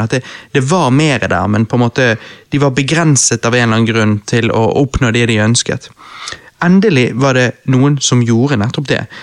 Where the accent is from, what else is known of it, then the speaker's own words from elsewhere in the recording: Bergen, Vestland, Norway; jeg som bergenser